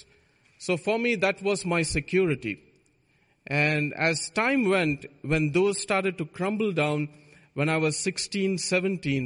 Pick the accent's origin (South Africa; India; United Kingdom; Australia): India; moved away; I was born in India